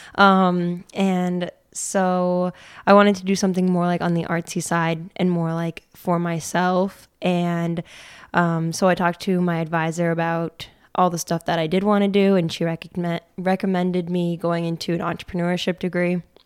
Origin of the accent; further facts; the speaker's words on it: Peru, New York, United States; I grew up in Pru, New York